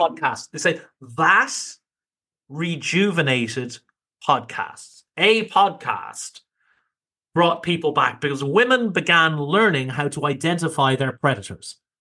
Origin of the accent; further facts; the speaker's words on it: Ireland; being Irish